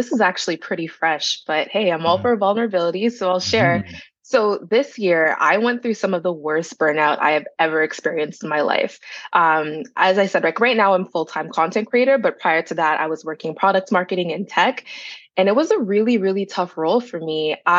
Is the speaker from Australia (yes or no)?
no; Brampton, Ontario, Canada; also born or lived in Toronto; Yeah, so I'm a Peel Region girl. I was born in Jane and Finch, but I grew up in Brampton.